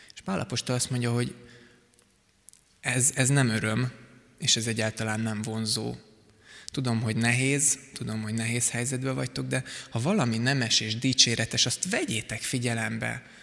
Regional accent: Szigetszentmiklós, Pest, Hungary; a Sziget-Szent Miklósi gyülekezetben, ahol korábban voltam, nőttem föl

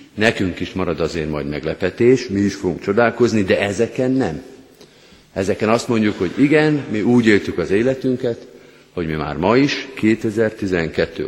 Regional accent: Győr, Győr-Moson-Sopron, Hungary; én Győrben nőttem föl

